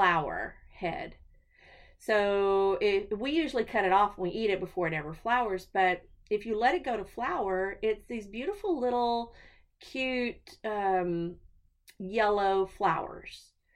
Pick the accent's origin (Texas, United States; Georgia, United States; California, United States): Texas, United States; I'm a Texan